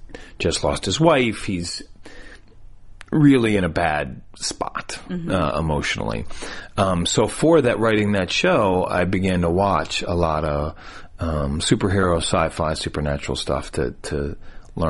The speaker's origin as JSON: {"language": "English", "region": "Michigan", "country": "United States", "also_born_or_lived": "New York", "moved": "as an adult", "lives_now": "Los Angeles, United States", "said": "I'm from Michigan"}